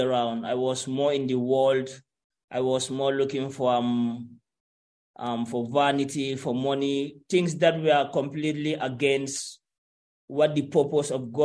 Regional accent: Gambia; moved away as an adult; I lived in Gambia and I went to school. I went to high school

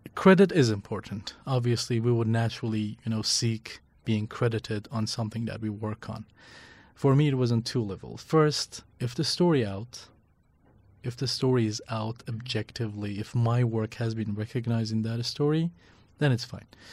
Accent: Iran; English is a second language; moved away as an adult; also born or lived in Northeast Syria / Iraqi Kurdistan; now in Kurdistan Region, Iraq; growing up in Iran, living and working in Syria, in northeast Syria for three years, and then being in Iraqi Kurdistan

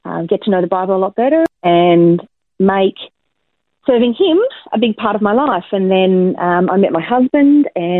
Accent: Campbelltown, New South Wales, Australia; also born or lived in Liverpool, New South Wales; now in Brisbane, Australia; I was born in Liverpool in the southwestern suburbs of Sydney, and I grew up in Campbelltown

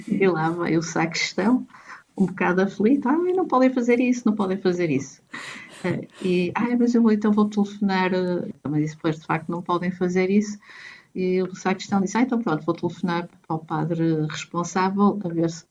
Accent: Porto, Norte, Portugal; moved away as an adult; also born or lived in Florence, Italy; now in Macau, Macau; Sou do Porto, e estou cá em Macau desde agosto de 2019

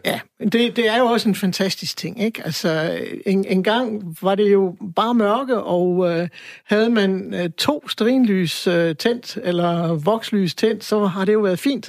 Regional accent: Aarhus, Central Denmark Region, Denmark; jeg er født, jeg er født og opvokset i Aarhus

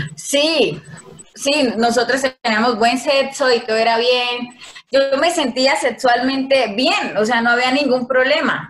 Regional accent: Yopal, Casanare, Colombia; Soy nacida y criada en Casanare, Yupal, Casanare

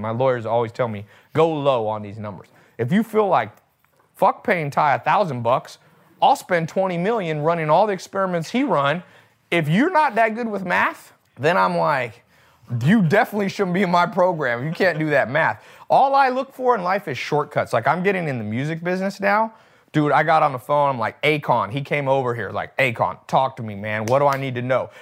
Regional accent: United States; I was born in America

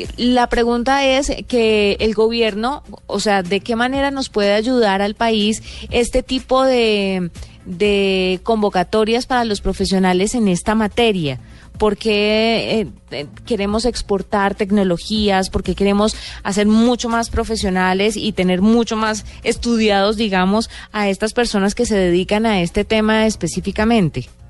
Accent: Colombia; como buenos colombianos

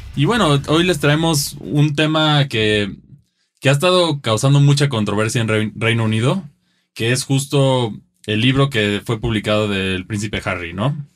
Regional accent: Mexico; como mexicanos nosotros

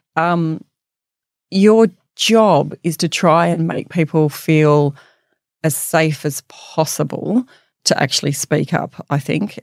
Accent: Bathurst, New South Wales, Australia; moved away as an adult; growing up in Bathurst

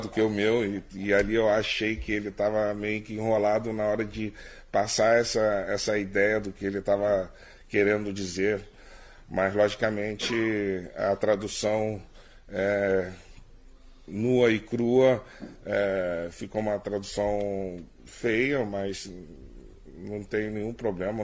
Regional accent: Brazil; enquanto brasileiros e bem-sucedidos no exterior

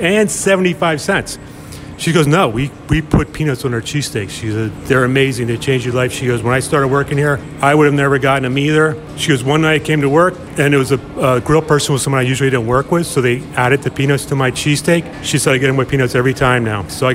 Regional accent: Delaware County, Pennsylvania, United States; I grew up in Delco

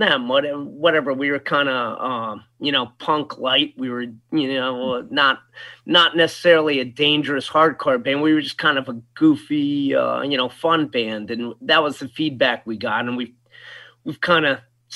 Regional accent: Old Saybrook, Connecticut, United States; we grew up in Old Saybrook, which, you know, it's an affluent

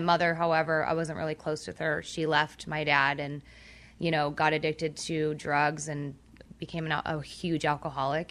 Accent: Orange County, California, United States; I grew up in Orange County.

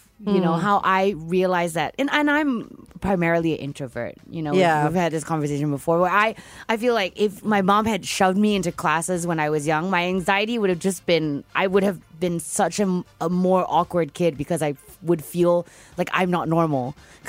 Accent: Perth, Western Australia, Australia; now in Singapore; I grew up in Perth. We lived in, like, a big house

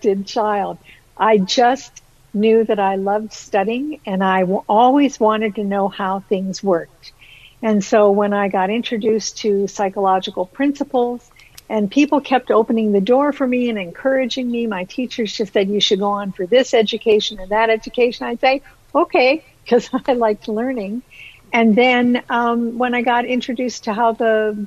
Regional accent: Ohio, United States; now in Canada; I've actually been in Canada more than half my life, but I was born and raised in Ohio

